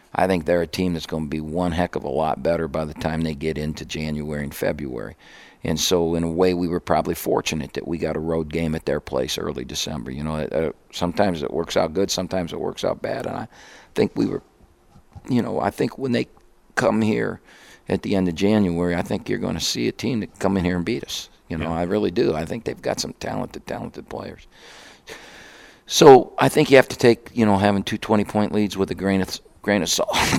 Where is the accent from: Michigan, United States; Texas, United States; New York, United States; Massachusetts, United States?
Michigan, United States; I grew up in Michigan